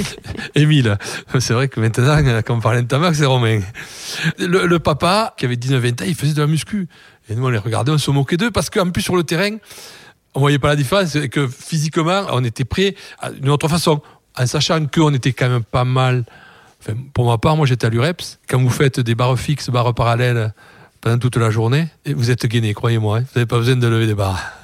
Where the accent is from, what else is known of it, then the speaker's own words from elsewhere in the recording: Toulouse, Occitania, France; je suis toulousain